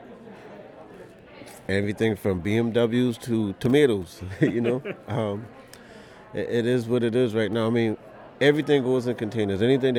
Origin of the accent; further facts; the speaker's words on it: Charleston, South Carolina, United States; Charleston, South Carolina.